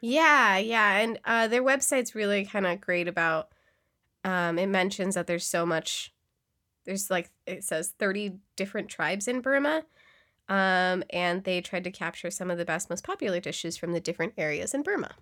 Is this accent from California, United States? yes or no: yes; Yolo County, California, United States; I grew up in YOLO